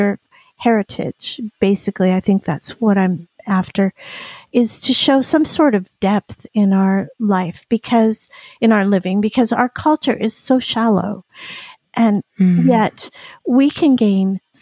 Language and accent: English; Union City, California, United States; also born or lived in Stockton, California; I am from Alvarado Niles, a Union City, a town close to Alvarado Niles